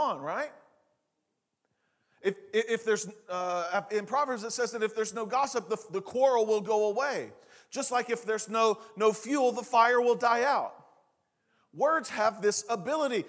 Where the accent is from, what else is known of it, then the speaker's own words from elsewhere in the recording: Eastern Oklahoma, United States; now in Oklahoma City, United States; the way I grew up saying it in Eastern Oklahoma